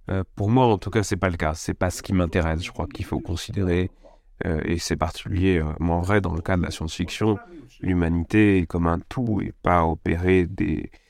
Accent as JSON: {"language": "French", "country": "China", "said": "Encore une fois, j'écris pas parce que je suis chinois ou j'écris pas au nom de la Chine."}